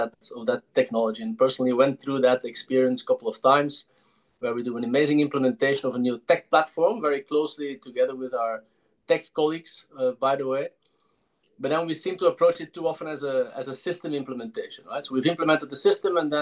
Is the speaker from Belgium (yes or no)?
yes; Belgium; now in Amsterdam, Netherlands; I'm from Belgium originally.